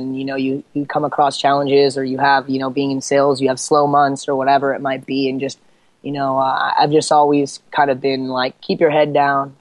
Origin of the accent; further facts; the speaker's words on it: Eastern Washington, United States; also born or lived in Seattle / Southern California; I grew up over in Eastern Washington hunting and fishing and that sort of thing